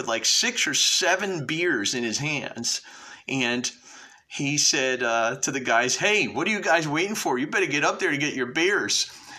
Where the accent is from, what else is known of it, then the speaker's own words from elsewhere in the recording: New Haven, Connecticut, United States; We came from New Haven